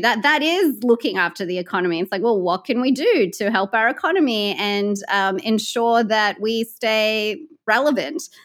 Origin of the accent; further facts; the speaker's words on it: California, United States; my home state of California